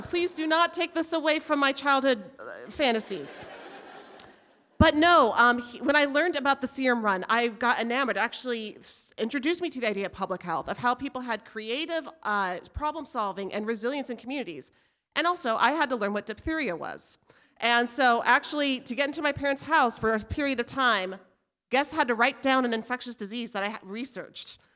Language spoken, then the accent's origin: English; Albuquerque, New Mexico, United States; moved away as an adult; now in Alaska, United States; I grew up in Albuquerque